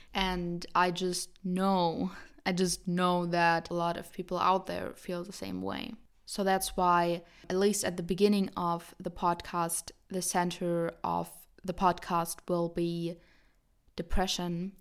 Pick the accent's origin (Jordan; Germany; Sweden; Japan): Germany; I'm seventeen, I'm from Germany